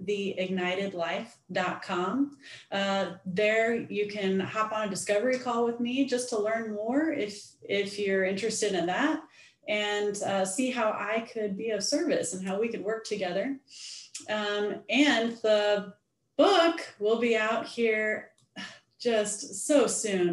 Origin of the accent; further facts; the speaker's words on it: Missouri, United States; moved away as an adult; also born or lived in Colorado; now in Nashville, United States; I'm born and raised in Missouri. And so I'm a Midwestern girl